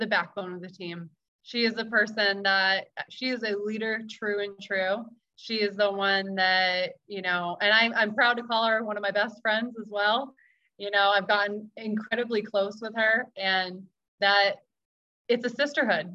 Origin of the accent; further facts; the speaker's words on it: Maine, United States; So I grew up in Maine. I grew up in New England